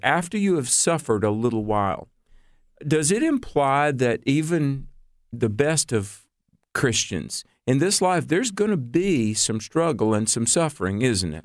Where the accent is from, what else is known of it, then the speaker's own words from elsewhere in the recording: North Carolina, United States; moved away; back in North Carolina, my home state